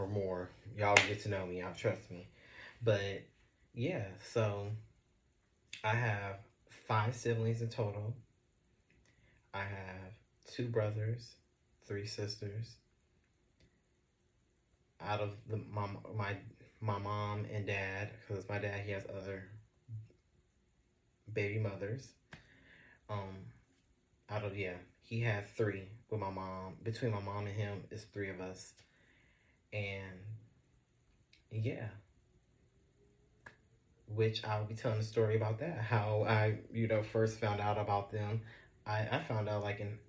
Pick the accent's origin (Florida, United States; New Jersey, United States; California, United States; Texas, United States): California, United States; Los Angeles; I'm from Los Angeles, California.